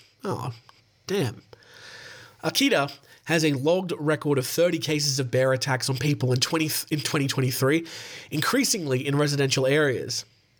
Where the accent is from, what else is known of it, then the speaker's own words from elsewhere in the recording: Ohio, United States; accent: Ohio accent; That's my Ohio accent, by the way.